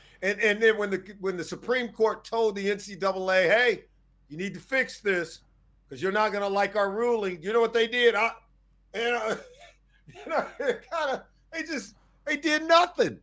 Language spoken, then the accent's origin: English; Compton, California, United States; also born or lived in Riverside, California; I grew up in Compton, California. Went to high school out in Riverside, Cal.